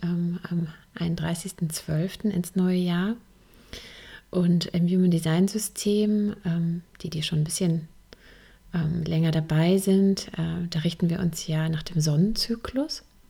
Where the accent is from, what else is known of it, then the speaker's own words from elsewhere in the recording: Germany; hier bei uns in Deutschland